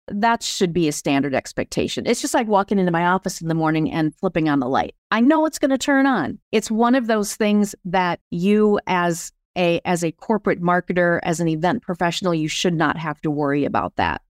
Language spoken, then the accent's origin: English; Sioux Falls, South Dakota, United States; moved away as an adult; now in Minneapolis, United States; I grew up in Sioux Falls, South Dakota, and have been, though, in Minneapolis for thirty years